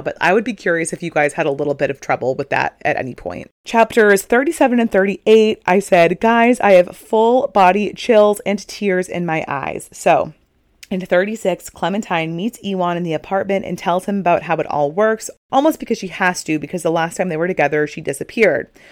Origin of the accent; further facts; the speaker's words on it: Northeast, United States; we're all from the Northeast